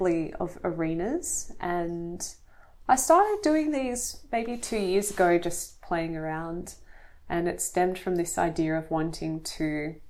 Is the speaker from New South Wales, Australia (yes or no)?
yes; near the Blue Mountains, New South Wales, Australia; I grew up near the Blue Mountains, so I think I've always had that access to open space